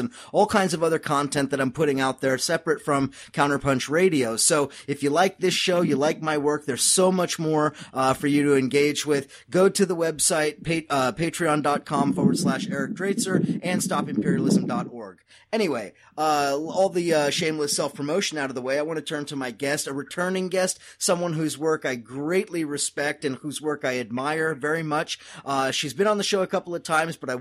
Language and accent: English; Southern California, United States; I'm originally from California, so from Southern California